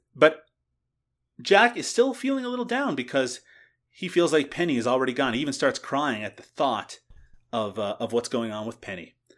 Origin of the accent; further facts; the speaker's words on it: Canada; my home country